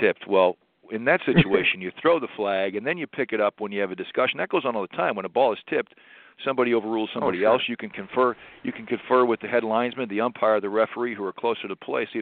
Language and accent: English; St. Louis, Missouri, United States; I love my hometown. I've chosen to live here for the last 25 years. And, you know, I'm biased. I grew up here